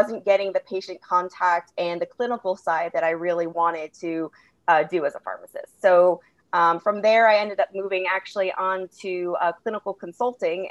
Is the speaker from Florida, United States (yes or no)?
no; West Hartford, Connecticut, United States; moved away; I grew up in West Hartford, Connecticut. So I'm actually originally from the East Coast